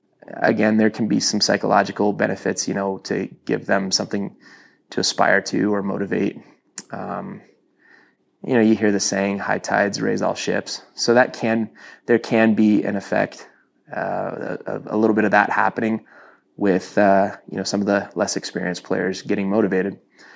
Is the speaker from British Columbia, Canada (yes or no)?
no; Toronto, Ontario, Canada; now in Utah, United States; When I moved to Utah from Toronto, so I, you know, to kind of put this in perspective